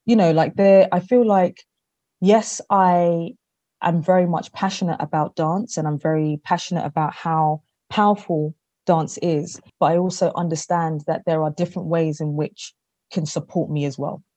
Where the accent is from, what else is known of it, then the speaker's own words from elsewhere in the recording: London, United Kingdom; I am born in London, but I am of Ghanaian descent